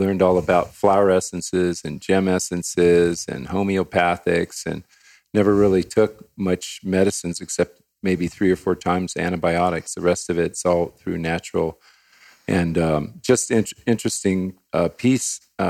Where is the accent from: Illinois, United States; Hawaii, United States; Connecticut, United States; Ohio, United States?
Hawaii, United States; I grew up in Hawaii, part of my life in Hawaii.